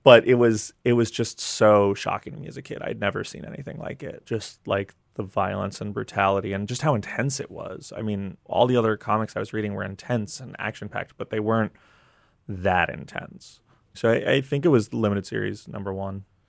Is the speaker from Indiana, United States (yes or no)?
no; New York, United States; Growing up in New York